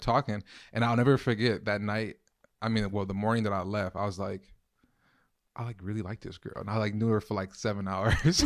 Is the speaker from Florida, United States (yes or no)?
no; Los Angeles, California, United States; moved away as an adult; now in Minneapolis, United States; I'm originally from Los Angeles, California